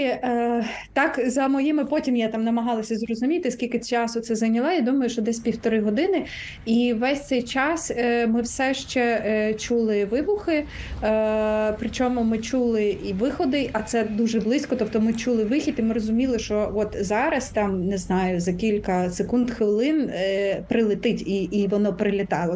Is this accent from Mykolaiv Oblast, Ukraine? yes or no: yes; Mykolaiv, Mykolaiv Oblast, Ukraine; Миколаїв моє рідне місто